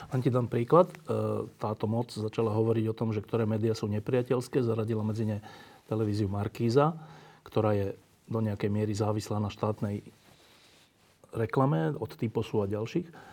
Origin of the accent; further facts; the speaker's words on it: Bratislava, Bratislava Region, Slovakia; Obidva žijeme v Bratislave, obidva sme od narodenia z Bratislavy.